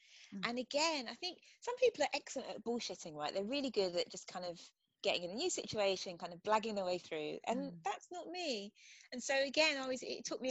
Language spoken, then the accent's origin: English; England, United Kingdom; moved away as an adult; also born or lived in United States; I'm from England, as you can probably hear.